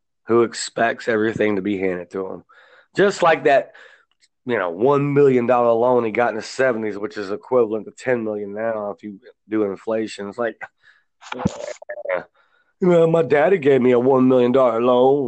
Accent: United States; I'm an American.

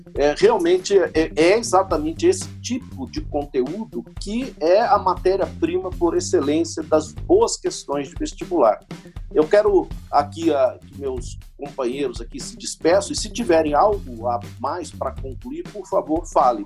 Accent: Northeast Region, Brazil; eu me criei no Nordeste

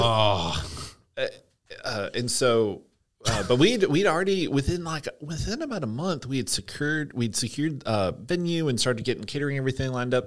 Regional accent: Hampton, Georgia, United States; I grew up in Hampton, Georgia, which is on the south side of Atlanta.

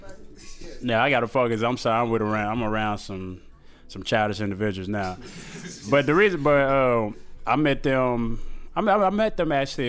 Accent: Lagos, Nigeria; moved away; I was born and raised in Nigeria, Lagos, Africa

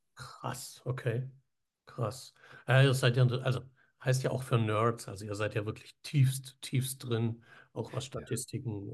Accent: Villingen-Schwenningen, Baden-Württemberg, Germany; wir kommen ja aus dem Süden da. Schwenning, ja, Eishockeystadt.

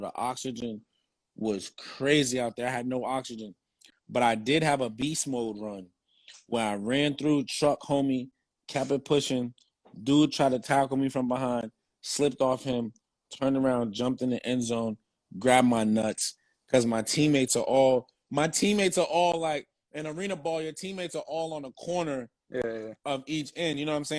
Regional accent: New Jersey, United States; I'm from Jersey.

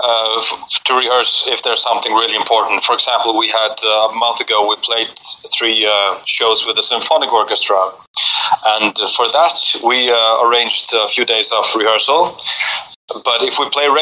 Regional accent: Faroe Islands; moved away as an adult; also born or lived in Copenhagen, Denmark; I was born and raised in the Faroes, and then I went to Copenhagen to study

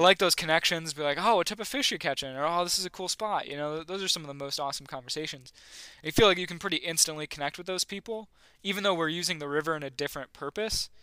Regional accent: a town outside of Buffalo, New York, United States; where I grew, near, a town outside of Buffalo

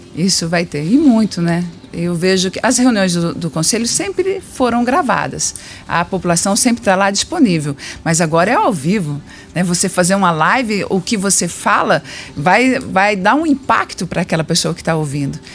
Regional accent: Ubiratã, Paraná, Brazil; Ubiratã, minha cidade natal.

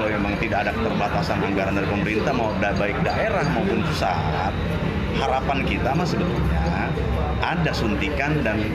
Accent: Jakarta, Indonesia; Selebihnya ketika saya sebagai orang Betawi menerima kehadiran tamu

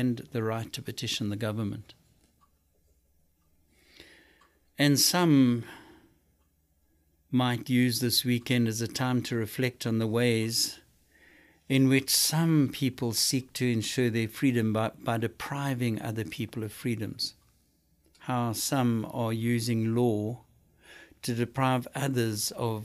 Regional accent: South Africa; now in United States; I come from South Africa.

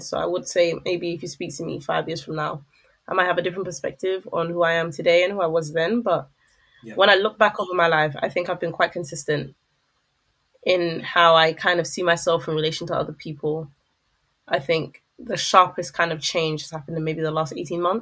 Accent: London, United Kingdom; I enjoyed growing up in London in the early 2000s

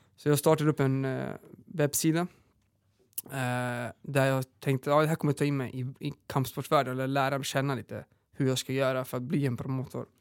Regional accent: northern Serbia, Serbia; now in Sweden; Vi mm. är uppvuxna i Serbien, eh, norra Serbien.

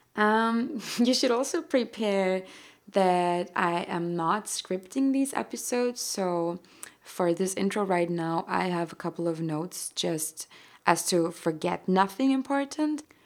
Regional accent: Austria; first language German; English is a second language; I've always identified with being an earthling way more than with being Austrian anyway

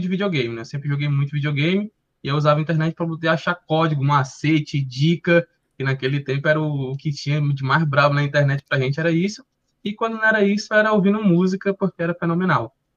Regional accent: Fortaleza, Ceará, Brazil; also born or lived in Portugal; Escola pública aqui do bairro de Fortaleza, sou do, de Fortaleza, Ceará

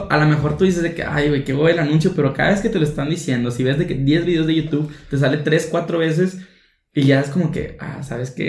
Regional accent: Mexico; cómo invertir en la bolsa siendo mexicano, porque pues siendo mexicano es una cosa, estando en el territorio

